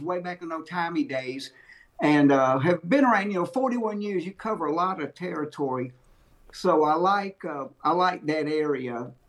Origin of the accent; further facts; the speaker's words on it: Mississippi, United States; I grew up in Mississippi